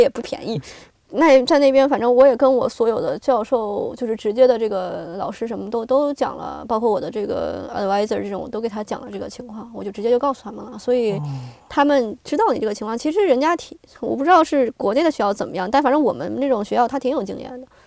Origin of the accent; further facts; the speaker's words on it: China; moved away as an adult; now in United States; 我，这个是来自这个，这个疫情最开始到的这个国家嘛，而且我嗯。家人也在那边